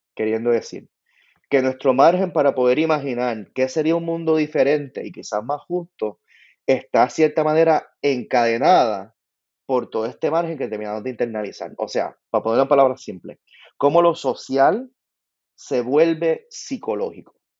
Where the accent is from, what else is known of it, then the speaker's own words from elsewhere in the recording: Puerto Rico; moved away; muchos de nosotros nos criamos en Puerto Rico